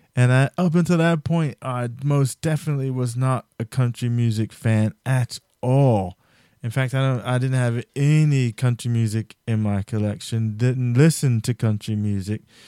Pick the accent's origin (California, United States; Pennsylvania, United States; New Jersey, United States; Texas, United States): New Jersey, United States; I'm from New Jersey